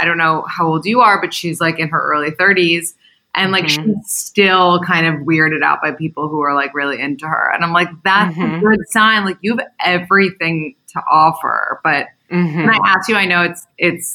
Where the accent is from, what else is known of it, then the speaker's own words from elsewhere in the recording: New York City, New York, United States; I live in New York City. I'm from New York City too